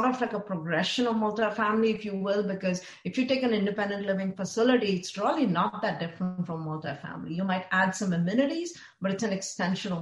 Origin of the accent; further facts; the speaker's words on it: India; now in Austin, United States; growing up in India